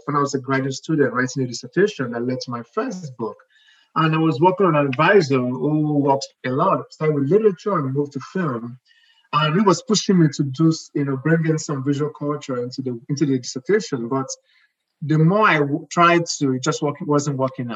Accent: Lagos, Nigeria; moved away as an adult; also born or lived in eastern Nigeria (Igbo land); now in United States; I was born and I grew up in Nigeria, in Lagos, the craziest city in the world, most likely.

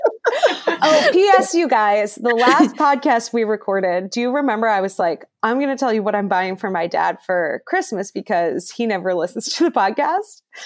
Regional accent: Cleveland, Ohio, United States; I am from Cleveland

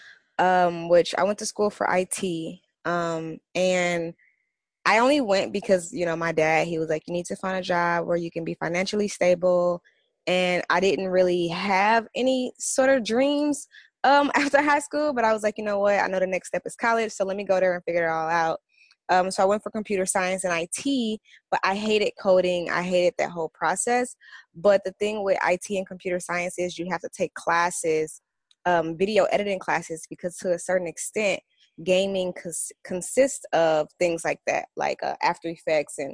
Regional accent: St. Louis, Missouri, United States; now in Los Angeles, United States; I'm from St. Louis

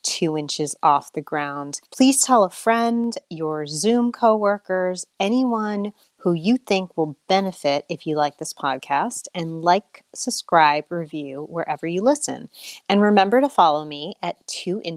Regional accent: United States; also born or lived in Australia

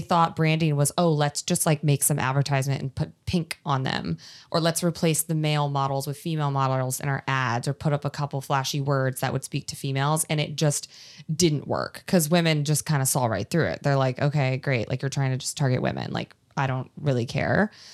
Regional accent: East Coast, United States; moved away as an adult; now in California, United States; I'm from East Coast, when I moved to California

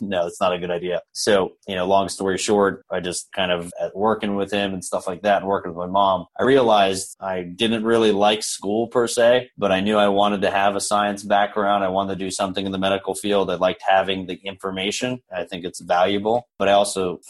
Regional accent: Orlando, Florida, United States; I was born here in Orlando.

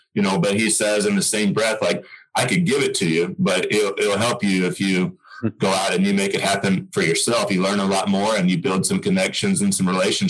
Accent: Oklahoma, United States; I'm from Oklahoma, and I always had a passion to come back and helping tennis in the state become better

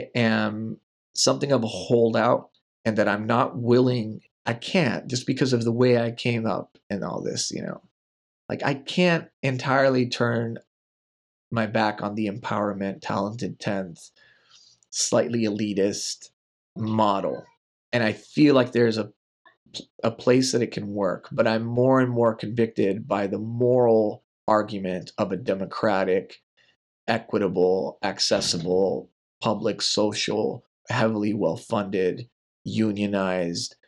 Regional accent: Texas, United States; I was in Texas and I took the TOS test, the Texas Assessment of Academic Skills

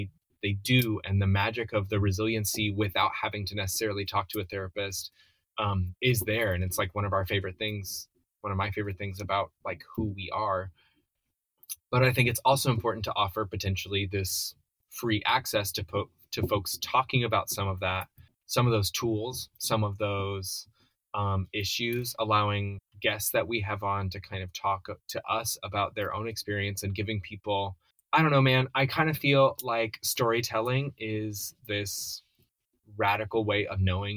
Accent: North Carolina, United States; I'm allegedly from North Carolina

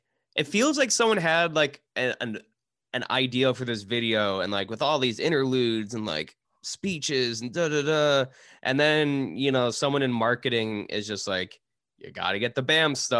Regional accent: Michigan, United States; I'm from Michigan

